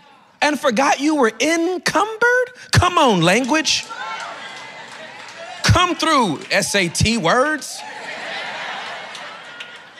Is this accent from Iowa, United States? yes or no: no; California, United States; moved away as an adult; also born or lived in Dallas, Texas; I'm from California